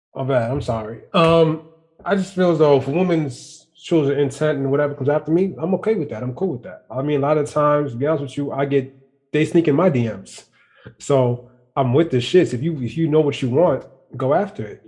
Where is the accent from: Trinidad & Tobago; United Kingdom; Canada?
Trinidad & Tobago; I'm Trinidadian.